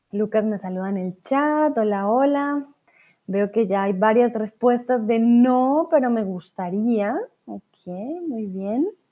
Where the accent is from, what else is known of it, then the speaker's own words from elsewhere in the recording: Colombia; yo soy de Colombia